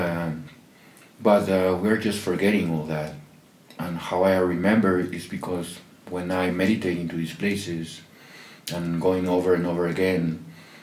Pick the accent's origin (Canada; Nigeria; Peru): Peru; I'm from Peru